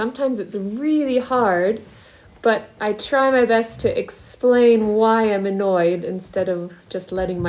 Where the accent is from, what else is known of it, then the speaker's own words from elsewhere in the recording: Ohio, United States; also born or lived in France; now in Switzerland; In the States, in Ohio.